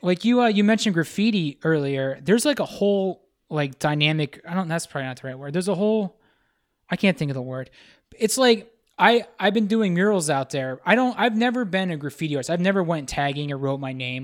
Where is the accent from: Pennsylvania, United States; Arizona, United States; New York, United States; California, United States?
Pennsylvania, United States; Pittsburgh; moved away as an adult; now in Los Angeles, United States; I'm from Pittsburgh